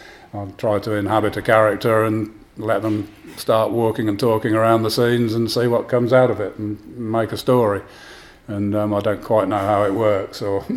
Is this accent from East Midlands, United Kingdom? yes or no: yes; Northampton, East Midlands, United Kingdom; growing up in Northampton in the 1970s